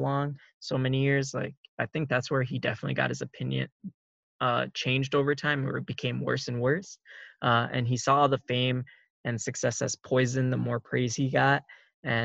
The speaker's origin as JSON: {"language": "English", "region": "Minnesota", "country": "United States", "said": "we're both from Minnesota"}